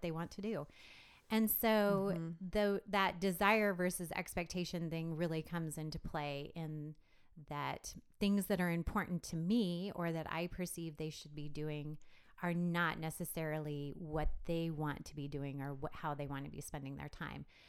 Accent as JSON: {"language": "English", "town": "Lexington", "region": "Nebraska", "country": "United States", "tie": "born or raised there", "said": "I am Nebraska born and bred. Um, I grew up in Lexington, which is in central Nebraska"}